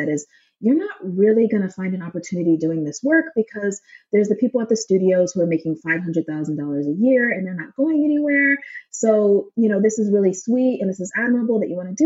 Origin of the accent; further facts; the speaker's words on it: Denver, Colorado, United States; now in West Hollywood, United States; my childhood growing up in Denver